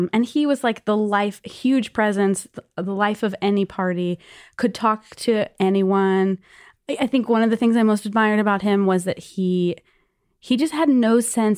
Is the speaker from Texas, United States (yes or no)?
yes; Galveston, Texas, United States; now in New York, United States; I grew up in Galveston, Texas, which is an island south of Houston